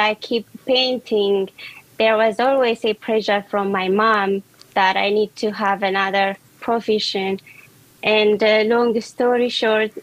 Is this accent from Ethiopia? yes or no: yes; Ethiopia; moved away as an adult; now in Washington, D.C., United States; I was born and raised in Ethiopia, and I'm living in Washington, D.C. now